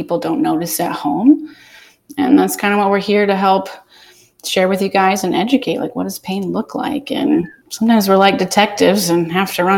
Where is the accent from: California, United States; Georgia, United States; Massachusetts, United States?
Georgia, United States; Atlanta; now in Southwest Florida, United States; I'm from Atlanta